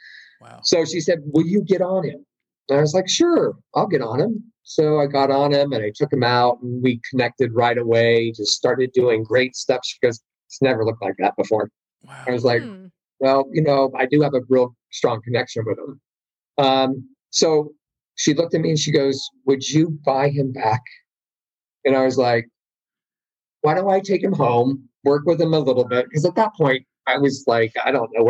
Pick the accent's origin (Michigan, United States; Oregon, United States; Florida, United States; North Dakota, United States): North Dakota, United States; Grand Forks; I was born in Grand Forks, North Dakota